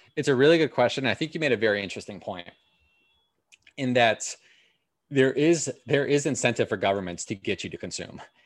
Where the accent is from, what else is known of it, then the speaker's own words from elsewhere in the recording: Milwaukee, Wisconsin, United States; also born or lived in Los Angeles; now in New York, United States; I grew up in Milwaukee. I lived in Los Angeles for about four years, and then I moved to New York